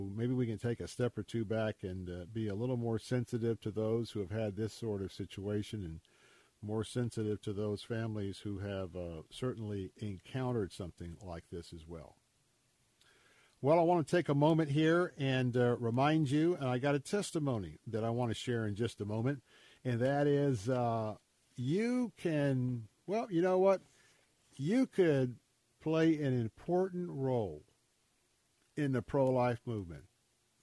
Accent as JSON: {"language": "English", "town": "Tampa", "region": "Florida", "country": "United States", "tie": "born or raised there", "said": "where I grew up here in Tampa"}